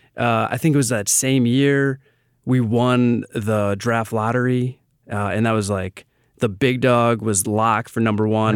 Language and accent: English; Milwaukee, Wisconsin, United States; I am born and raised in Milwaukee